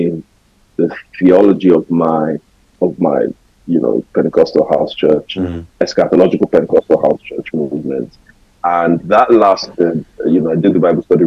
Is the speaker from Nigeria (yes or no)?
yes; Lagos, Nigeria; I was born and raised in Lagos. So I was first 24 years of my life lived in Lagos.